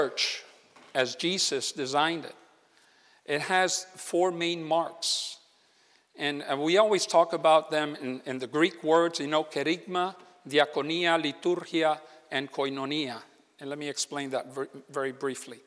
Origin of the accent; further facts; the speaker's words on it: Puerto Rico; now in Malaga, Spain; I'm originally from Puerto Rico